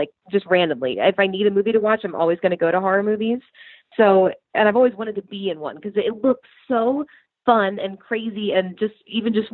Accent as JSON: {"language": "English", "region": "Pennsylvania", "country": "United States", "said": "So I'm originally from Pennsylvania."}